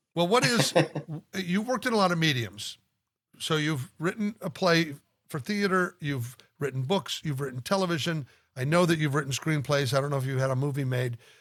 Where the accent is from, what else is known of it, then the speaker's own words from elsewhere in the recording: Omaha, Nebraska, United States; in Omaha, Nebraska, you were of course tortured to be in my hometown with everybody that I knew